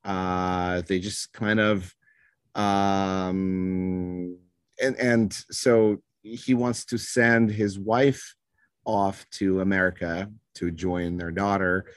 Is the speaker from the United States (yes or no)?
no; Moscow, Russia; moved away; I was born in Moscow.